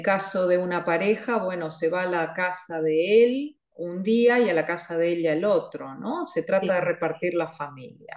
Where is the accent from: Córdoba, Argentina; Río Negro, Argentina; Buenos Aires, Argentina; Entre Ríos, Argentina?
Buenos Aires, Argentina; also born or lived in Catalonia; now in Switzerland; yo soy eh, oriunda, como decimos, de Buenos Aires. Es decir, que he nacido en Buenos Aires, Argentina.